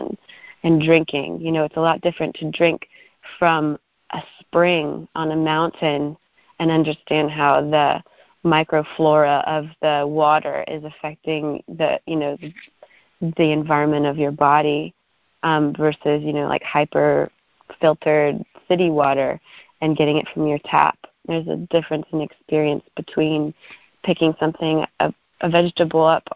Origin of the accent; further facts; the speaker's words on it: Arlington, Virginia, United States; I grew up in Arlington and lived in a condo for a lot of my childhood, you know, like right across the street from Bolston Mall.